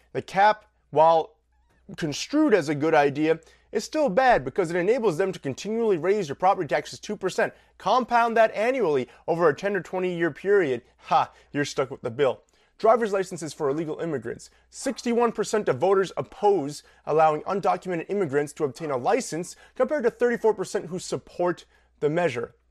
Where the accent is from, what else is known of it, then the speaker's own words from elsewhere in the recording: Long Island, New York, United States; I grew up on Long Island in a pretty well to do neighborhood